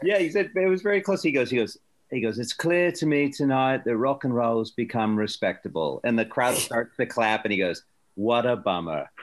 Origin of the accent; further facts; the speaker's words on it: Palatine, Illinois, United States; I'm from Palatine